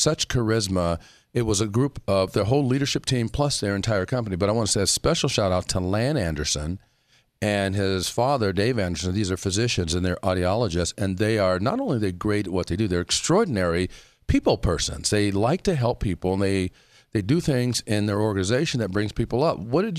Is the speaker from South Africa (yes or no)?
yes; South Africa; We speak as South African.